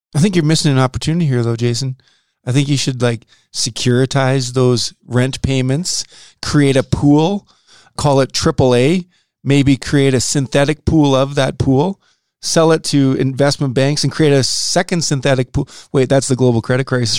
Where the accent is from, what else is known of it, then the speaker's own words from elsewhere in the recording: Saskatoon, Saskatchewan, Canada; also born or lived in North Dakota; I grew up in Saskatoon